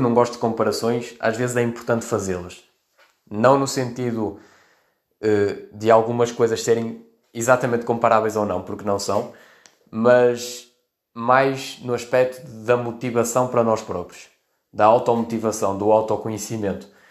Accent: Vila Nova de Famalicão, Norte, Portugal; also born or lived in Melgaço; tenho 23 anos e sou de Vila Nova de Famalicão

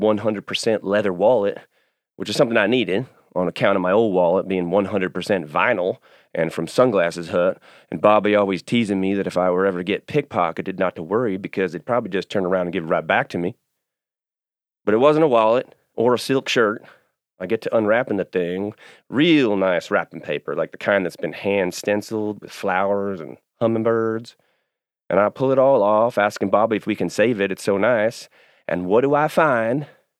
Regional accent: Kentucky, United States; I grew up in Kentucky, outside of Louisville.

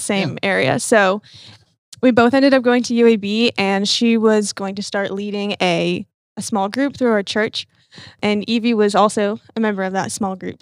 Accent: north of Atlanta, Georgia, United States; now in Birmingham, United States; I'm from Georgia, north of Atlanta.

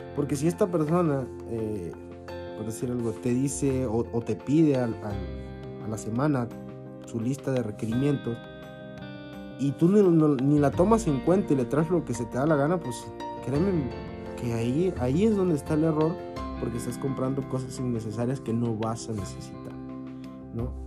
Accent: Mexico; como mexicanos

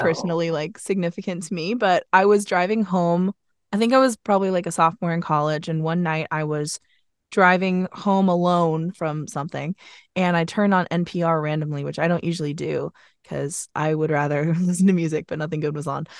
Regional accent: Vermont, United States; also born or lived in Philadelphia; now in New York, United States; I'm from Vermont

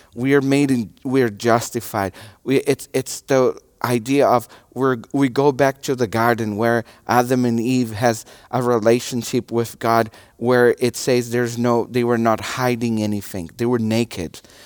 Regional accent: Brazil; English is a second language; moved away; my nationality is a Brazilian. And I'm from Brazil

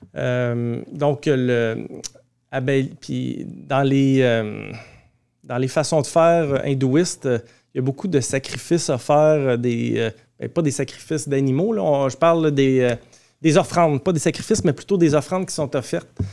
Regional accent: Mascouche, Quebec, Canada; J'étais même enfant de cœur, je vous dirais, oh, euh, l'église paroissiale de chez nous à Mascouche. Quand j'étais jeune

